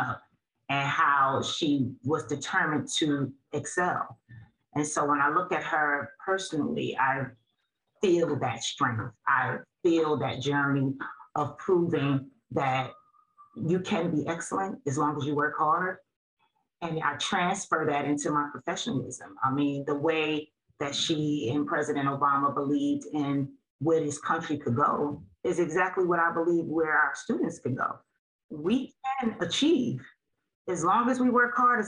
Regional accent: Newark, New Jersey, United States; I was a student here. I was born and raised here

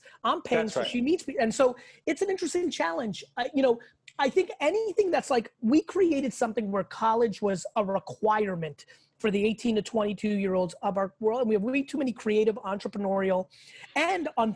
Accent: Russia; now in United States; I was born in the Soviet Union. In Russia

